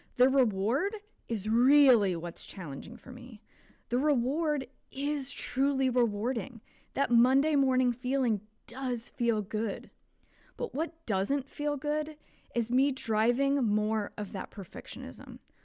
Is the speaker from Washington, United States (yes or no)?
no; Kentucky, United States; now in Texas, United States; where I grew up in Kentucky